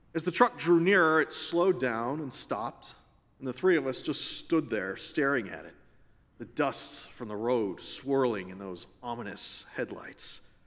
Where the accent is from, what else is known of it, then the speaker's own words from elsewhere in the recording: Connecticut, United States; Growing up in Connecticut, we'd all heard the stories